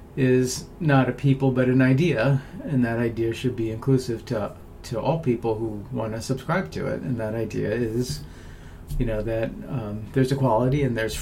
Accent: United States; as an American, we're all Americans

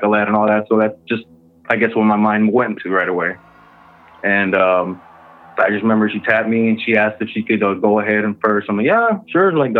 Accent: Texas, United States; moved away as an adult; now in Michigan, United States; I'm originally from Texas, but I moved up here in Michigan a couple years ago

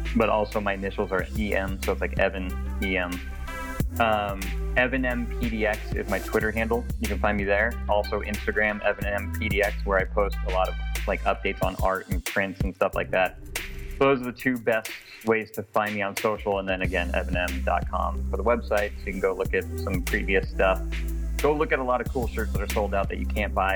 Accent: Portland, Oregon, United States; moved away as an adult; now in New Orleans, United States; I'm from Portland, Oregon, born and raised from Portland. Moved to New Orleans for a job opportunity literally a year ago.

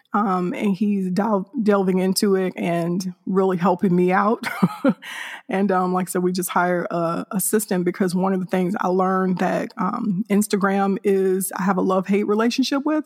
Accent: Hammond, Indiana, United States; now in north of Houston, Texas, United States; I'm originally from Hammond, Indiana, which is a suburb of Chicago, Illinois

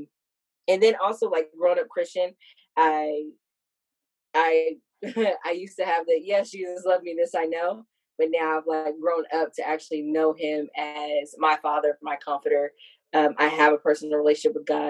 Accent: Hercules, California, United States; moved away; I grew up in the Bay Area, California

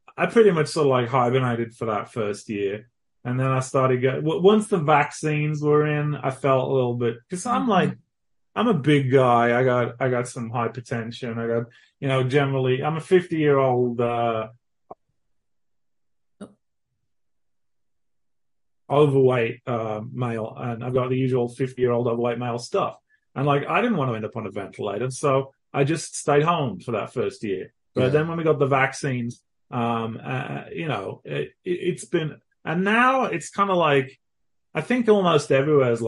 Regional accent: England, United Kingdom; moved away as an adult; now in Texas, United States; I grew up in England, so I'm thoroughly English.

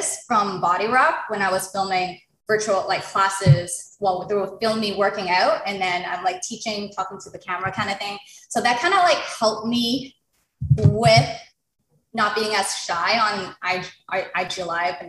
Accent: Toronto, Ontario, Canada; I was born and raised in Toronto

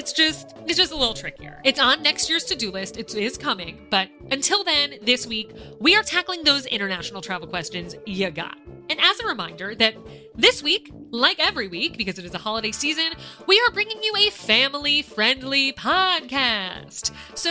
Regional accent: United States; now in France; as our parks back home in America

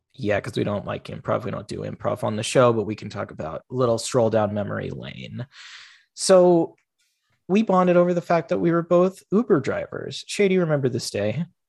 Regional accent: Federal Way, Washington, United States; I tell people I'm from Seattle, but I'm really from Federal Way

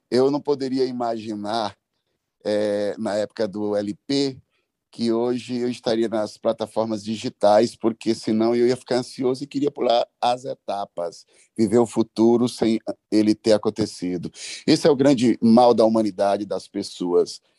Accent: Itainópolis, Piauí, Brazil; now in São Bernardo do Campo, Brazil; Eu vou, eu sou piauiense, todos sabem, eu estive lá, ah, cheguei há oito dias atrás, fiquei 15 dias com meus pais, meus amigos, minha terra, na cidade de Itainópolis.

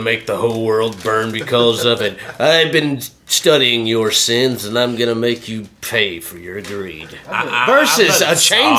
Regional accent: Millport, Alabama, United States; growing up in Kennedy and Millport and, like, those old dirt roads and the cornfields

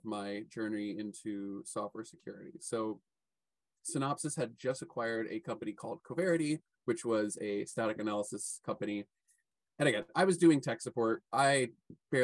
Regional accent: Louisville, Kentucky, United States; moved away as an adult; also born or lived in San Francisco; my hometown, which is Louisville, Kentucky

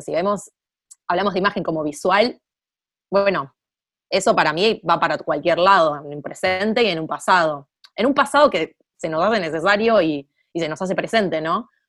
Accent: Argentina

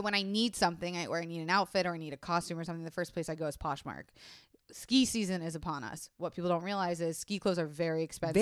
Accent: Florida, United States; I was raised in Florida

